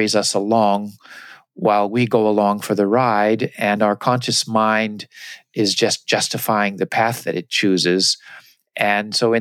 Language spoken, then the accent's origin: English; United States; moved away as an adult; also born or lived in Japan; I came with my American cultural glasses. Everything I saw was filtered through my experience as an American